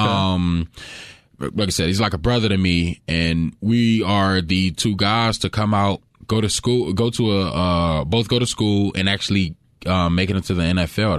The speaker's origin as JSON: {"language": "English", "town": "Fitzgerald", "region": "Georgia", "country": "United States", "tie": "born or raised there", "moved": "yes", "said": "I grew up in Fitzgerald, uh, Georgia. Very, very small town"}